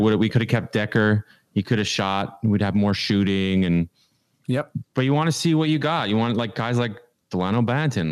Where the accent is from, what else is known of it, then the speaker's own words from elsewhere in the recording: Canada; now in United States; I live in America. I'm Canadian.